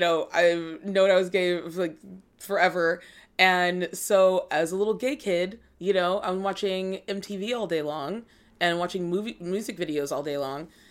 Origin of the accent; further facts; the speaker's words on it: Los Angeles, California, United States; also born or lived in Georgia, United States / Germany; we came back here when I was, like, four.